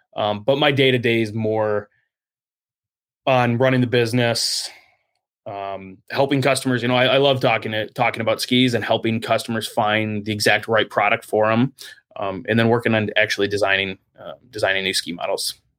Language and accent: English; South Lyon, Michigan, United States; I grew up downstate in South Lyon, just outside of, uh, Brighton in Ann Arbor